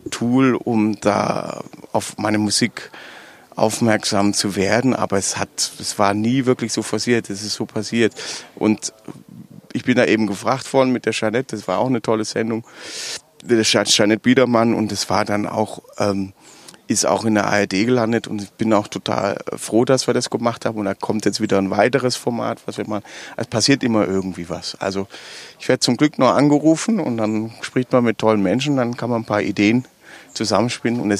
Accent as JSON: {"language": "German", "region": "Baden-Württemberg", "country": "Germany", "accent": "Swabian", "said": "spreche ich sofort Schwäbisch und dann sind die, dann ist auch schon alles geklärt. Ne? Du darfst bei uns in Baden-Württemberg darfst du nicht auf die Bühne gehen und Hochdeutsch sprechen."}